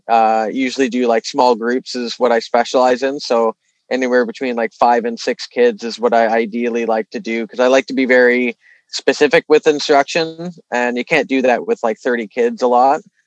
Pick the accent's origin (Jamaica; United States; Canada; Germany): Canada; Toronto, Ontario; also born or lived in Vancouver; being from here, I knew the lay of the land pretty well.